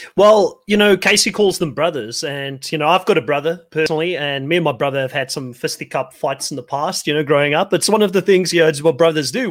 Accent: South Africa; moved away; also born or lived in New Zealand; I come from South Africa.

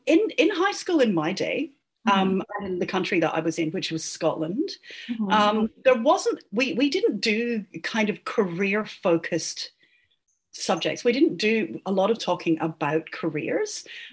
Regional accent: Singapore; born there; also born or lived in Poland / Egypt; my dad was a diplomat. And so I grew up around the world. So I was born in Singapore.

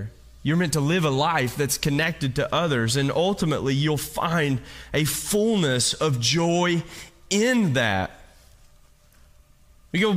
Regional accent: Kentucky, United States; now in California, United States; I'm from Kentucky

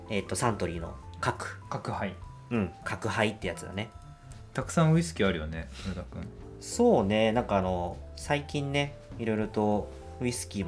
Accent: Yokohama, Kanagawa, Japan; moved away; アラサーになって生まれ故郷の横浜に帰ってきた2人

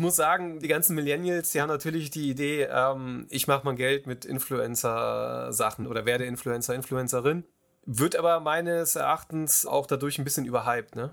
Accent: Kassel, Hesse, Germany; ich komme aus Kassel

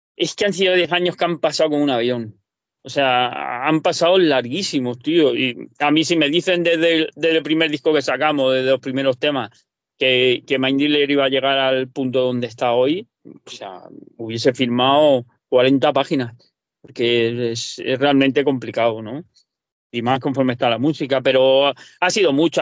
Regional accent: Valencian Community, Spain; now in Murcia, Spain; yo no hablo, valenciano, soy de Parla Valencia

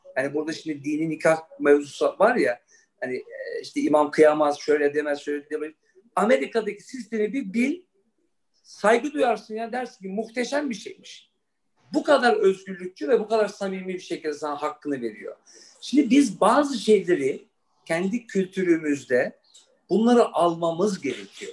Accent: Frankfurt, Hesse, Germany; moved away; also born or lived in New York; ben Almanya doğumluyum. Frankfurt'ta doğdum, büyüdüm.

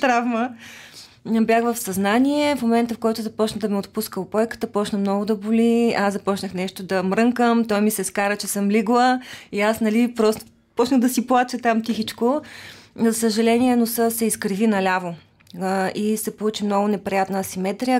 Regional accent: Nesebar, Burgas Province, Bulgaria; moved away; also born or lived in Sofia; аз съм от Несебър и когато дойдох в София

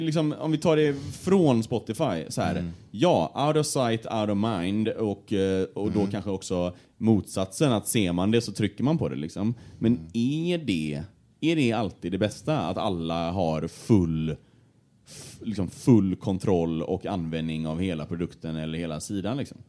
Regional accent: Gothenburg, Västra Götaland, Sweden; accent: Gothenburg dialect (göteborgska); bredde på min göteborgska

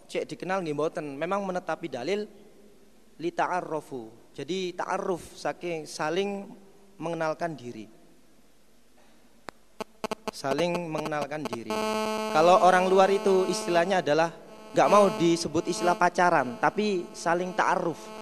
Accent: Mojokerto, East Java, Indonesia; Asal saya dari Mojokerto, gak usah hes.

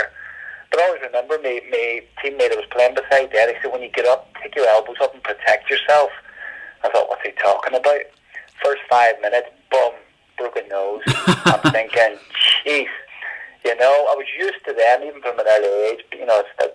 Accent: Derry, Northern Ireland, United Kingdom; moved away; growing up in Northern Ireland, right sort of in the Craigan

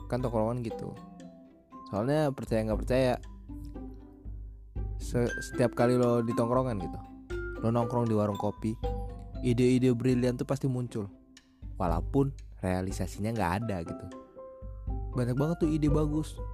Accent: Lampung, Indonesia; Uh, asal gue dari Lampung. Gue kuliah di Bogor

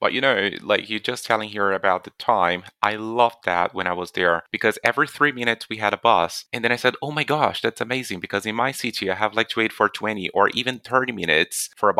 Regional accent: Carapicuíba, São Paulo, Brazil; moved away; also born or lived in London; So I lived in Carapicuíba

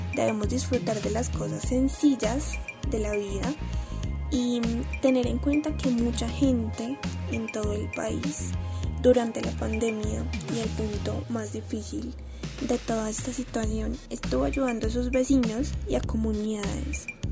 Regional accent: Colombia; el sabor que nos caracteriza como colombianos

